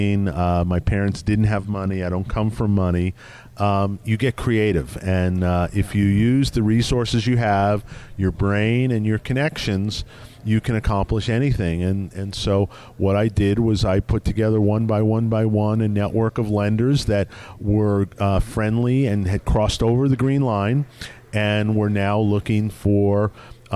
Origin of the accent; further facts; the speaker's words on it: New York, United States; I grew up in New York